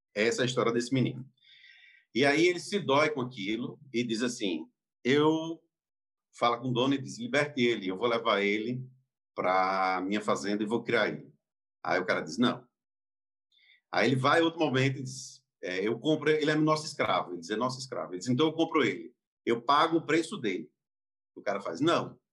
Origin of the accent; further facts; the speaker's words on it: Campina Grande, Paraíba, Brazil; eu nasci em Campina Grande. Em Campina Grande é uma cidade do interior aqui da Paraíba